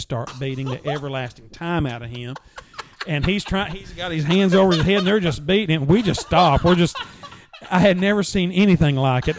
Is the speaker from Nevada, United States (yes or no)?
no; Gainesboro, Tennessee, United States; I'm a I'm a guy from Gainesboro that grew up in a very modest um, home